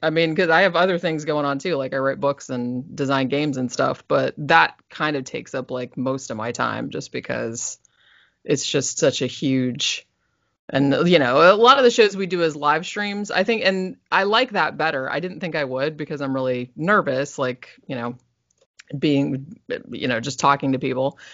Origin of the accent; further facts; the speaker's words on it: Daytona Beach, Florida, United States; also born or lived in Sanford, Florida; I was born in Daytona Beach